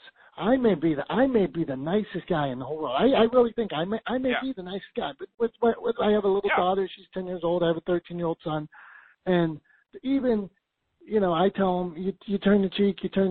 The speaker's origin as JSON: {"language": "English", "town": "Pittsburgh", "region": "Pennsylvania", "country": "United States", "said": "I'm from Pittsburgh"}